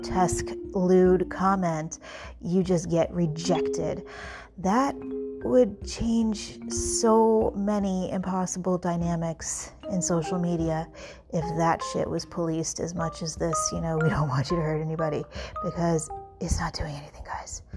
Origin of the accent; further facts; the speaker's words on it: New York, United States; I'm from New York